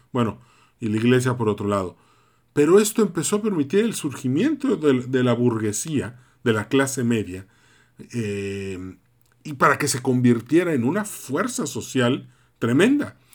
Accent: Mérida, Yucatán, Mexico; vivo en Mérida, nací en Mérida

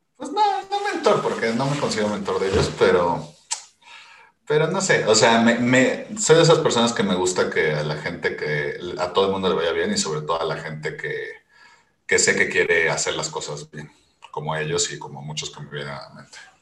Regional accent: Mexico

